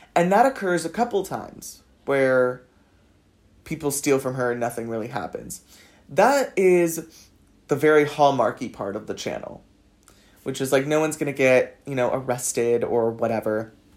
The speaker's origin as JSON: {"language": "English", "town": "Los Angeles", "region": "California", "country": "United States", "also_born_or_lived": "south of France", "moved": "as an adult", "lives_now": "France", "said": "I'm from Los Angeles"}